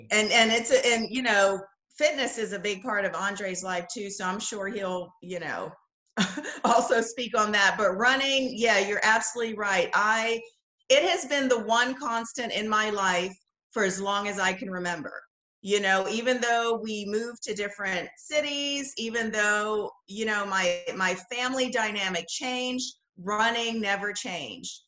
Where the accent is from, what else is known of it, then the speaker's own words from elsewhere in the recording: Bahamas; moved away as an adult; also born or lived in Los Angeles / Netherlands; I grew up in the Bahamas. I moved here for college, for school, graduate school, and that's what took me to LA.